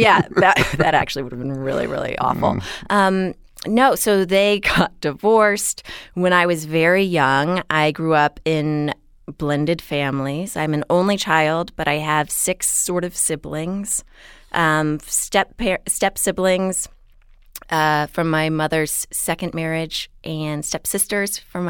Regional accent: Houston, Texas, United States; So I grew up in Houston, no accent, and it was a really great place to grow up, actually.

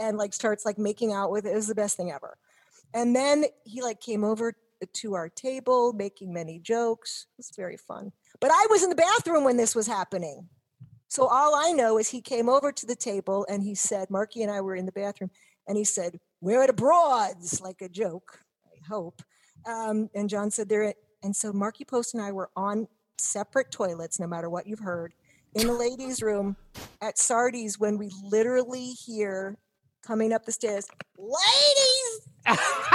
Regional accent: Cincinnati, Ohio, United States; moved away; from Cincinnati.

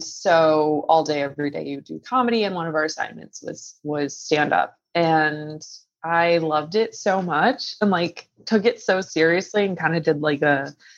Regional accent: Connecticut, United States; I am from Connecticut

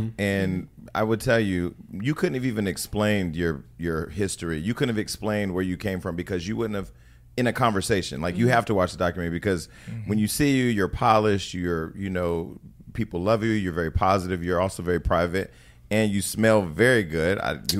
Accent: the Bay Area, California, United States; I'm from the Bay.

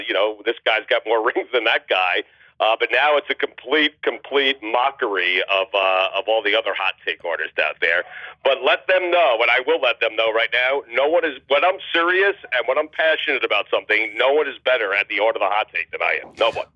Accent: Long Island, New York, United States; me growing up in Long Island

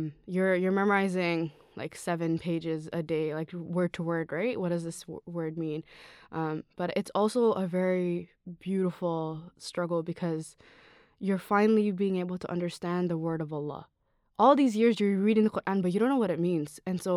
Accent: Toronto, Ontario, Canada; also born or lived in Sri Lanka; All right, so I was born and raised in Toronto. I grew up in Sri Lanka for a little bit. I went to elementary school, middle school, and high school all here.

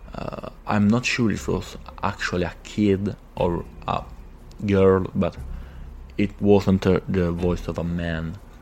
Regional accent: Italy; from Italy

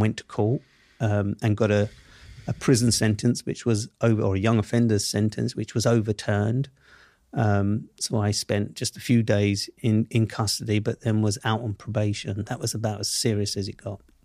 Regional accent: London, United Kingdom; accent: Southeast London; I grew up in Southeast London, Camberwell to be precise

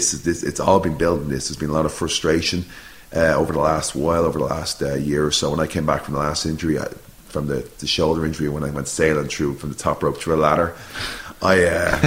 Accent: Ireland; moved away; I'm an Irish fella

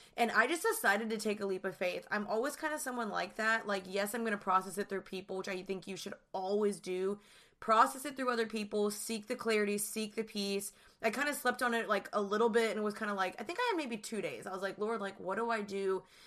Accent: Dallas, Texas, United States; moved away as an adult; also born or lived in Austin; now in Los Angeles, United States; I'm originally from Dallas, and I moved to L A three years ago

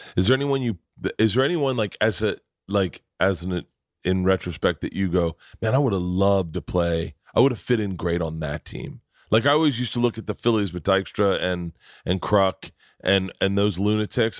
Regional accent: Tampa, Florida, United States; moved away; also born or lived in New York; I grew up in Tampa.

